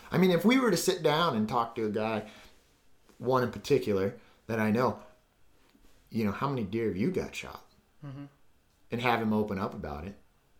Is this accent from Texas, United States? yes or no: no; Southern California, United States; my family's back east, but my father was adopted. So I grew up in Southern California